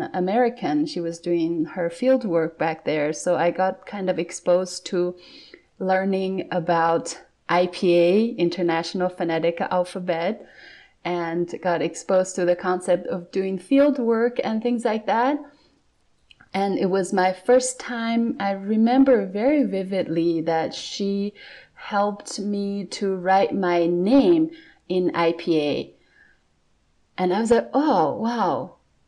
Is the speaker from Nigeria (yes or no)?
no; Siyuewu Village, Sichuan, China; first language Khroskyabs; English is a second language; moved away as an adult; also born or lived in Eugene, Oregon, United States / Chengdu, China; now in Seattle, United States; I am from a tiny village in the Himalayas. The province in China is called Sichuan Province